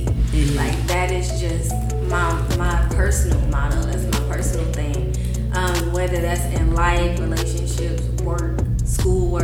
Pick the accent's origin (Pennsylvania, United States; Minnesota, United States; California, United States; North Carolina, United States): North Carolina, United States; Greensboro; also born or lived in small town in the 919 area, North Carolina / Philippines; originally I'm from Salt Lake City, which is a small country town in the 919. But I spent all of my time in Greensboro.